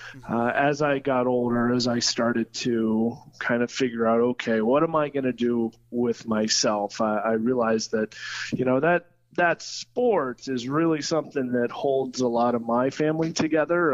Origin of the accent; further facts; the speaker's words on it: Troy, Ohio, United States; also born or lived in London, Ontario, Canada; I'm from Troy. Uh, I was born here in Troy, um, raised mostly in Troy. I, I, split my childhood between two hometowns, uh, Troy, Ohio, and London, Ontario, Canada